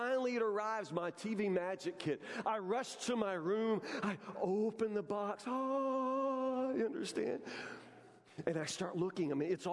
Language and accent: English; Matlock, United States; as a kid growing up in Matlock, a redneck kid